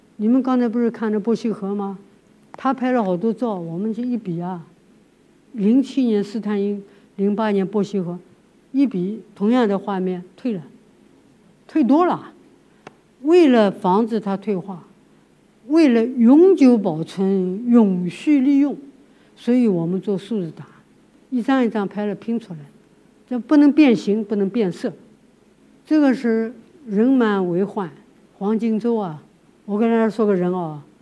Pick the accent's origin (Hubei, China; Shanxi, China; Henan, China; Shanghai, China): Shanghai, China; moved away as an adult; now in Dunhuang, China; 我小的时候在上海